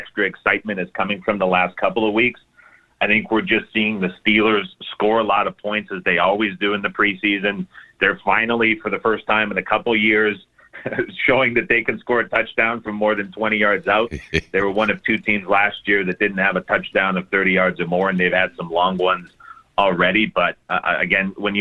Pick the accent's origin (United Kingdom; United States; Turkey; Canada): Canada; being Canadian